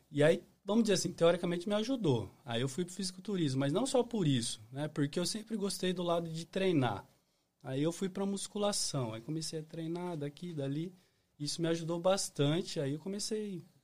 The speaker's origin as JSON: {"language": "Portuguese", "region": "São Paulo state interior", "country": "Brazil", "moved": "as an adult", "lives_now": "United States", "said": "Sou de São Paulo"}